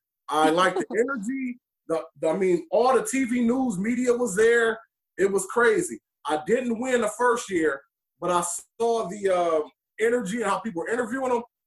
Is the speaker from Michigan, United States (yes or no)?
yes; Detroit, Michigan, United States; I am from Detroit, Michigan, 39 years old, and I am a competitive eater.